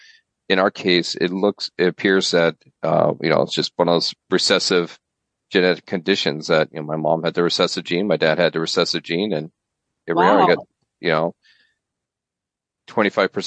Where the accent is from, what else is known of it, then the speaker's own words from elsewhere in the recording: Fort Madison, Iowa, United States; I was born and raised near Fort Madison, Iowa